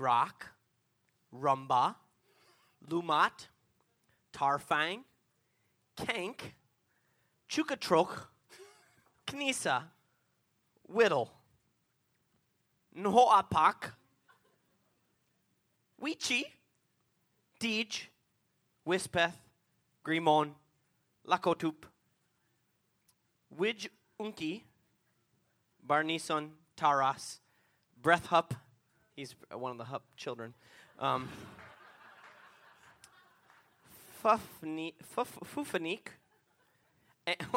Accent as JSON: {"language": "English", "town": "Minneapolis", "region": "Minnesota", "country": "United States", "tie": "born or raised there", "said": "I am too"}